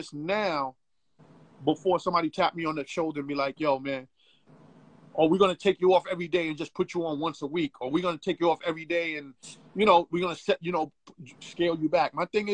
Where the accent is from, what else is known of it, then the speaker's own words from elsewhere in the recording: New York City, New York, United States; you gotta understand where I come from, bro. I come from Bed-Stuy.